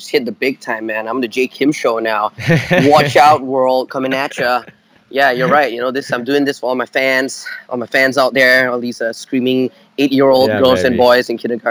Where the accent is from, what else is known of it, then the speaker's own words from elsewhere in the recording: Malaysia; moved away as an adult; I grew up in Malaysia, spent most of my life doing stuff out in Malaysia.